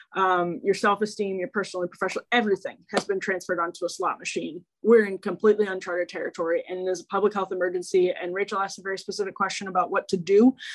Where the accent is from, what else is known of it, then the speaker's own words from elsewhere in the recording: Waukesha, Wisconsin, United States; I grew up in Waukesha